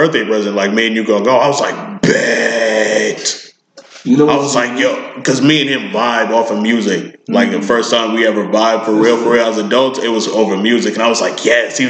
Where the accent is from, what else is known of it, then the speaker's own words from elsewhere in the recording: New York City, New York, United States; being a New Yorker